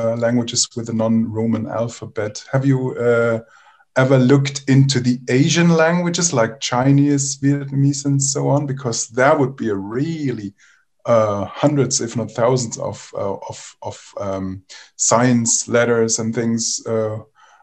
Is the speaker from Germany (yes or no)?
yes; Germany; I'm from Germany